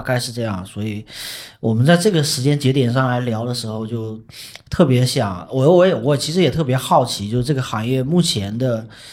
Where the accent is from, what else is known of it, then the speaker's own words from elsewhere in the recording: Fujian, China; 我们福建目前有五所学校在办，然后第一个就是我们，我们的母校三明一学科技职业学院